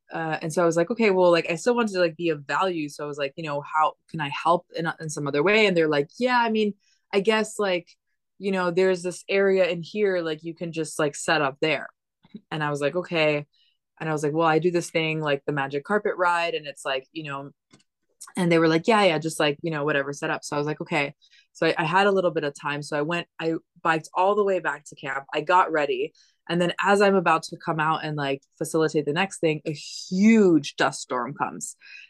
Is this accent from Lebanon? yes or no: no; Dominican Republic; I've been nomadic since I was 3 years old. I grew up in the Dominican Republic. Like I've been to lots of crazy different environments.